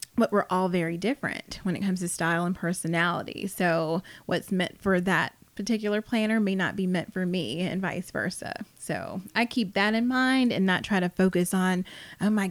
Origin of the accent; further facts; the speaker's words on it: South Carolina, United States; now in Atlanta, United States; I am based in Atlanta. I'm from South Carolina originally